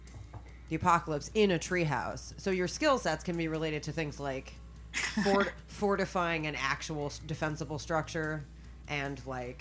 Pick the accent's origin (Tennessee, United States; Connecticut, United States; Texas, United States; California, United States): California, United States; moved away; I'm from California